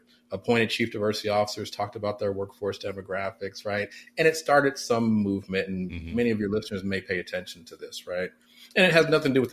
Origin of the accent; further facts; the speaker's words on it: Oakland, California, United States; I am born and raised in West Oakland, California.